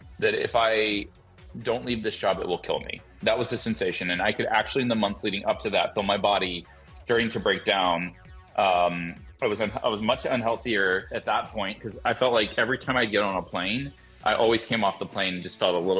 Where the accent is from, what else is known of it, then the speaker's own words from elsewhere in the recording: Alabama, United States; moved away; I'm from Alabama. Anytime I go back to Alabama and talk with my parents